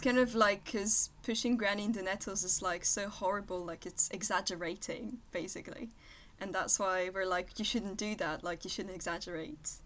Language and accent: English; Versailles, Île-de-France, France; English is a second language; I'm from Versailles, which is like right next to Paris